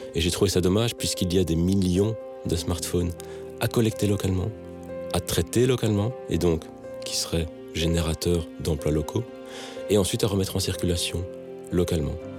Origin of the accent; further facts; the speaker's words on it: Belgium; moved away as an adult; also born or lived in Matadi, Democratic Republic of the Congo / Lubumbashi, Democratic Republic of the Congo; à mon retour en Belgique après ces dix années hein, d'expatriation